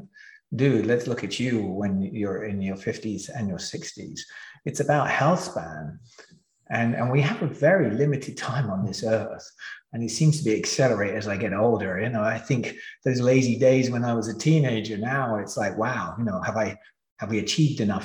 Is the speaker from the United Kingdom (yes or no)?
yes; England, United Kingdom; I grew up in England.